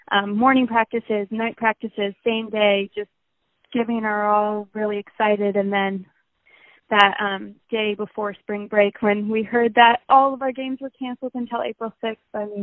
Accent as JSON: {"language": "English", "region": "Colorado", "country": "United States", "tie": "born there", "also_born_or_lived": "Arizona", "said": "So I was born in Colorado, um, played soccer there, moved to Arizona, played soccer there, moved here"}